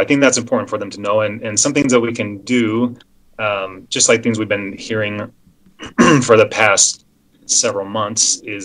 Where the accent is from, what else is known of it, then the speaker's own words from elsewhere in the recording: Salt Lake County, Utah, United States; also born or lived in Las Vegas, Nevada; I grew up in Salt Lake County and trained in Las Vegas